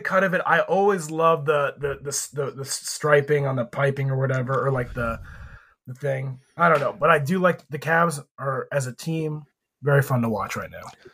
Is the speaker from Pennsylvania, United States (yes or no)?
yes; Erie, Pennsylvania, United States; my hometown, uh, G League team were the Erie Pepperoni Balls. And that is just a snack that was famous in only my town.